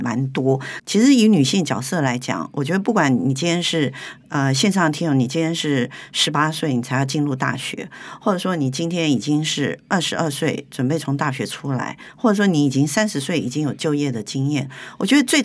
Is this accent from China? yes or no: no; Taiwan; 我们台湾人喜欢去日本